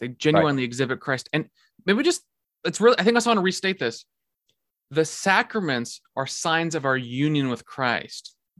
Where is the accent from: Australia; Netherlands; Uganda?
Netherlands; accent: Dutch; moved away; I'm from the Netherlands, that's how I talk. Even though it's the worst accent in the world.